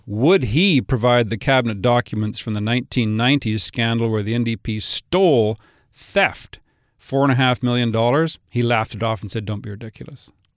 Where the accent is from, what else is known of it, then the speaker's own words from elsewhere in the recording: Kamloops, British Columbia, Canada; also born or lived in Vancouver Island; now in Vancouver, Canada; I live in Vancouver. I grew up in Kamloops.